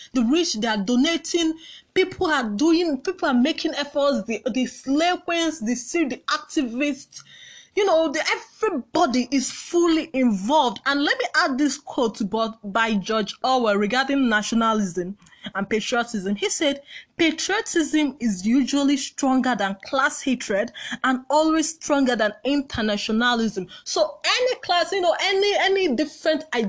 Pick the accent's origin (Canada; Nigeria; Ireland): Nigeria; I've never been prouder of being a Nigerian